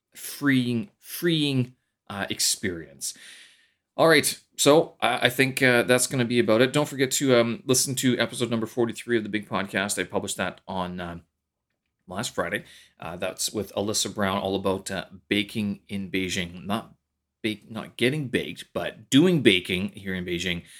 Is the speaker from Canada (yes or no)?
yes; Canada; moved away as an adult; now in China; my Canadian winters, especially my hometown